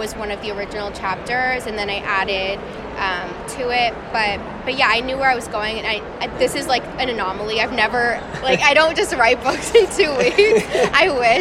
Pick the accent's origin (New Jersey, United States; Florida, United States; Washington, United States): Florida, United States; I grew up in Florida